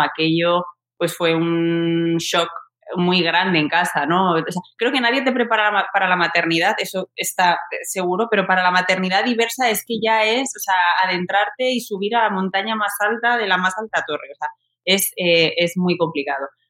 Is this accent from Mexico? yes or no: no; Alcalá de Henares, Community of Madrid, Spain; now in Madrid, Spain; yo soy de Alcalá de Henares de toda la vida. Yo estudié allí, me crié allí en un barrio